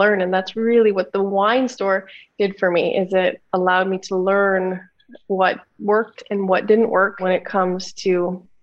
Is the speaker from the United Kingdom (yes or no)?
no; Niagara-on-the-Lake, Ontario, Canada; I grew up in a small town just outside of Toronto in Canada called Niagara-on-the-Lake.